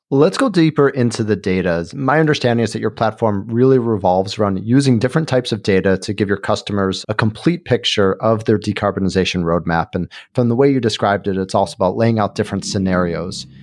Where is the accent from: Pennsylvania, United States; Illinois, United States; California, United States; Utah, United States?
Illinois, United States; Chicago; moved away; It is my hometown